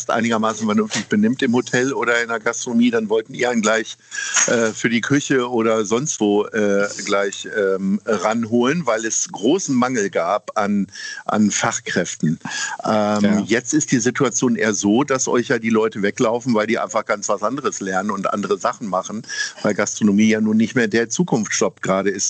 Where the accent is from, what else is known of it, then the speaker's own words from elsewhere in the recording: Lower Saxony, Germany; Also es gibt bestimmt, ich bin Niedersachse, es gibt bestimmt in Niedersachsen mehr Dehoga-Mitglieder